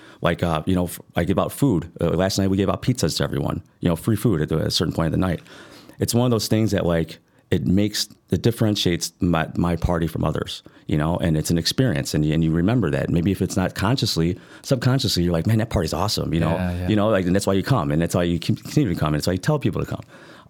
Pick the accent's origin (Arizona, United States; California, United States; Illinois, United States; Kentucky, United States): Illinois, United States; Chicago; I'm a host from Chicago.